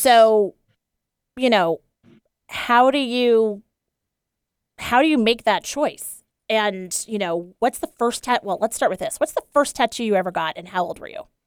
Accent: East Coast, United States; moved away; I grew up on the East Coast in a pretty, uh, you know, upper middle class, white and uptight family

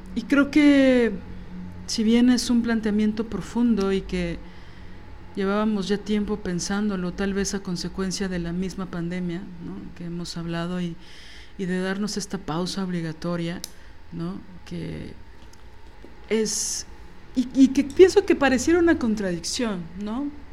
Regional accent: Mexico City, Mexico; yo como chilanga

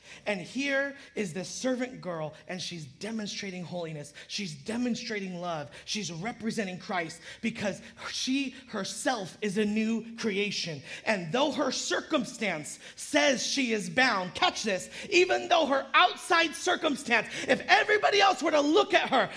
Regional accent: Modesto, California, United States; now in San Jose, United States; especially living in San Jose. It takes forever to do anything in San Jose. I'm from Modesto

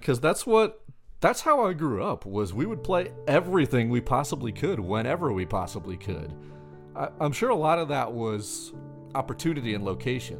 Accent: Long Beach, New York, United States; now in Nashville, United States; Where I grew up is not in New York City, but it's about as close as you can get without being in New York City

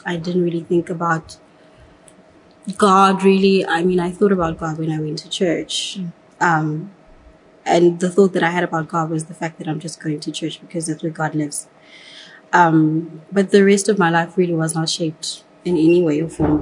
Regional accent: Johannesburg, Gauteng, South Africa; I grew up in Katlehong in Johannesburg

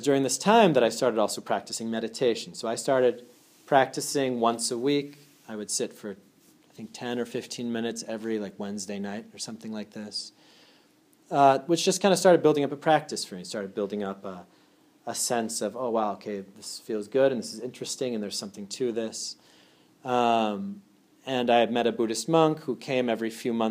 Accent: Andover, Massachusetts, United States; I'm originally from Andover, Massachusetts.

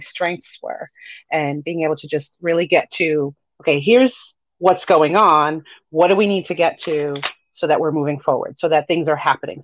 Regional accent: Miami, Florida, United States; also born or lived in Haiti; I'm Haitian American. I was born in Miami

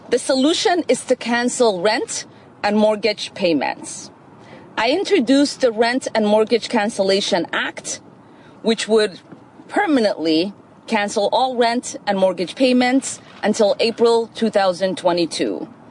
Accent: Minnesota, United States; In my home state of Minnesota, nearly 8,000 people faced homelessness on a given night in 2019.

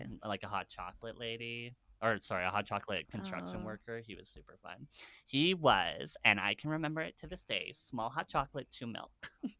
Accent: Canada; We're Canadian.

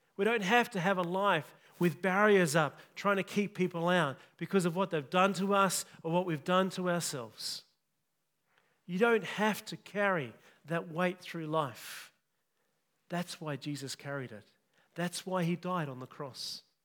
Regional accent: Kalgoorlie, Western Australia, Australia; I grew up in Kalgoorlie

